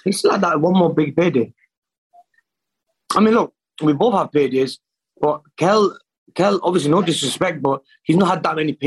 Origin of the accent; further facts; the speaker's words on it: Manchester, North West England, United Kingdom; in Manchester, in my hometown